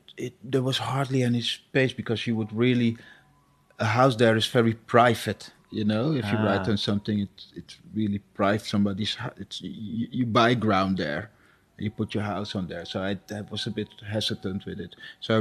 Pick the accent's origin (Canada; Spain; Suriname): Suriname; But where I come from, it's pretty normal. I'm from Suriname, so it's pretty normal, you know, that people believe in spirits and stuff.